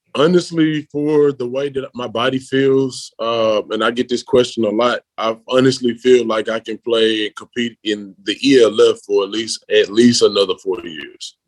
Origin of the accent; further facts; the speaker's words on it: Memphis, Tennessee, United States; moved away as an adult; now in Berlin, Germany; I come from Memphis, which is a city